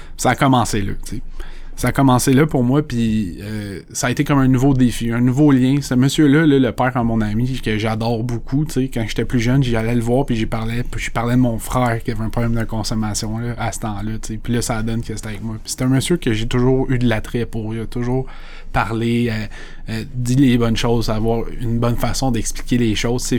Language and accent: French; Saint-Colomban, Quebec, Canada; je viens de Saint-Colomban. C'est une petite ville, il y a pas beaucoup de monde.